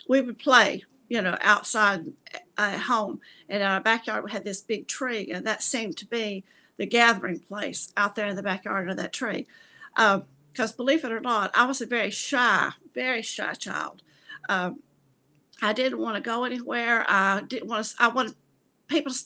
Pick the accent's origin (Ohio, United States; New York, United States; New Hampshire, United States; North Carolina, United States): North Carolina, United States; Gastonia; moved away as an adult; also born or lived in Lincolnton, North Carolina; I was born actually in Lincolnton, North Carolina. And when I was 3 years old, we moved to Gastonia, where I lived the rest of my life until I actually went away to college and got married and moved away